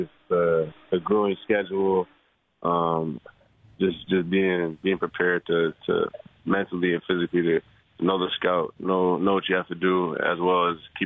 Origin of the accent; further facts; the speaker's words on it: Aurora, Ontario, Canada; moved away; Aurora's a great place. Taught me a lot of things, grew me up